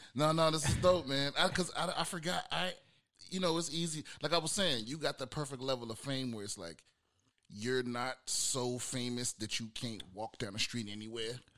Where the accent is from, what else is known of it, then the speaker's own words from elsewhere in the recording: United States; moved away; also born or lived in San Diego; I'm originally from uh, the DMV, D- DC, Maryland, Virginia, that area